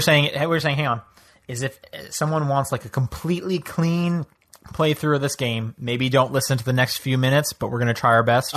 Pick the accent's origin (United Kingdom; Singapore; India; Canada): Canada; now in United States; I'm from Canada.